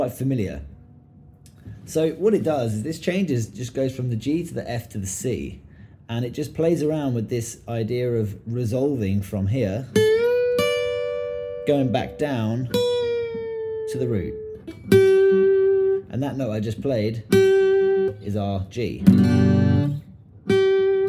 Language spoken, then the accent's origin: English; England, United Kingdom; I grew up in England